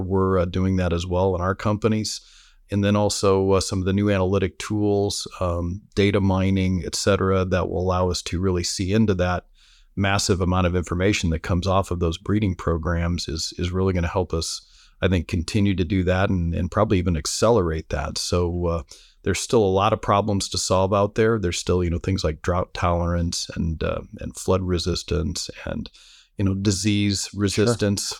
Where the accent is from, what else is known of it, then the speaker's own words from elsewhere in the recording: Fort Wayne, Indiana, United States; growing up in Fort Wayne, Indiana